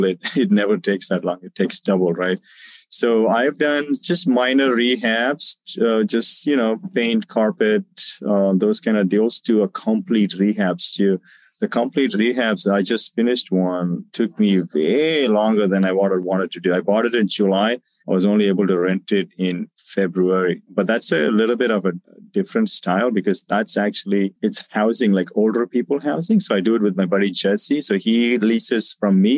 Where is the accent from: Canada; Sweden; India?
India; South India; moved away as an adult; also born or lived in Southern California; now in United States; I'm actually from South India as well.